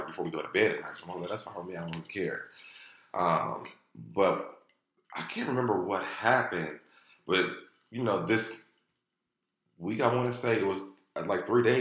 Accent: Ohio, United States; moved away; We're both from Ohio

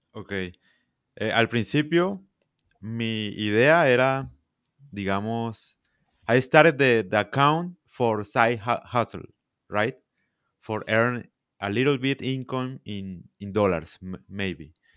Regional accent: Santa Marta, Magdalena, Colombia; English is a second language; I am from, from Colombia, I am from Santa Marta

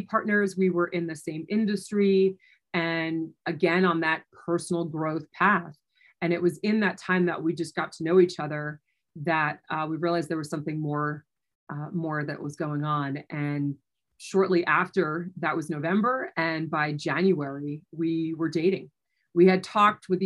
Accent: New Jersey, United States; moved away as an adult; also born or lived in New York City; now in Denver, United States; I was born and raised in New Jersey and then had moved into New York City.

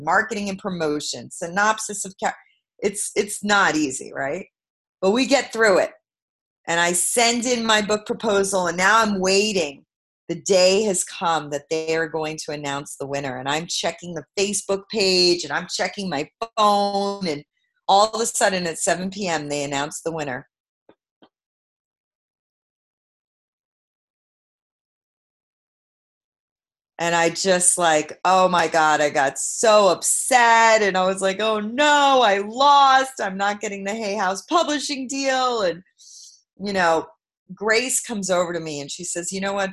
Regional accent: New York City, New York, United States; I'm from Brooklyn, New York

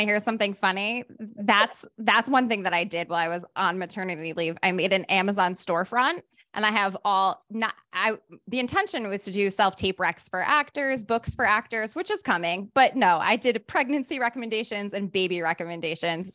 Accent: Rhode Island, United States; now in Los Angeles, United States; my hometown

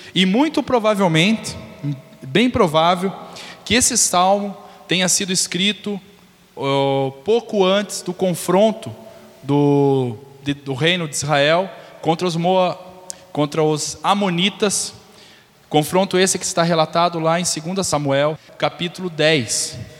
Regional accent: Brazil; moved away; Eu falo ver na mão porque é meu linguajar, vim do Beraba, então vocês entenderam. Né, nasci no Beraba

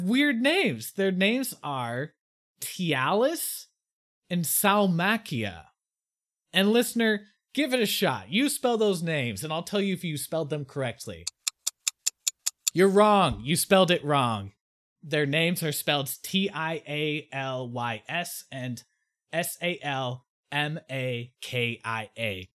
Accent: United States; me as an American

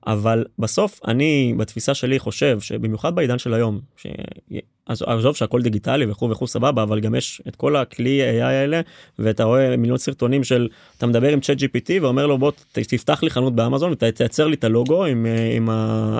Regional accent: Rishon LeZion, Central District, Israel; אני ממערב ראשון. גדלתי בקריית גנים

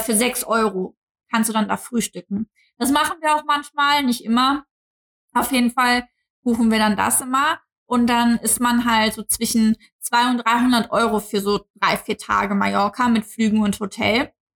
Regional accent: Cologne, North Rhine-Westphalia, Germany; als Kölner

